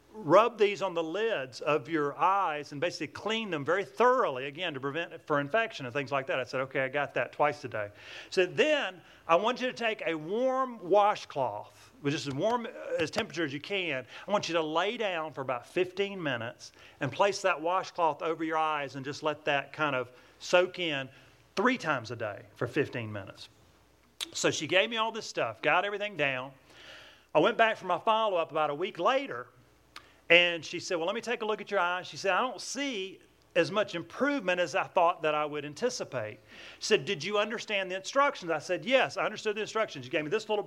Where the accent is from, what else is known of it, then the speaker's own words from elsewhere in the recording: Atlanta, Georgia, United States; accent: southern twang; I'm from Atlanta, Georgia. That's where I get this southern twang.